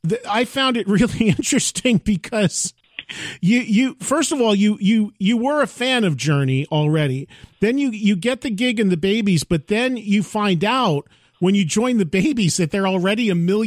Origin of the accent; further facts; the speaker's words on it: New Jersey, United States; Now I'm from New Jersey, not from Chicago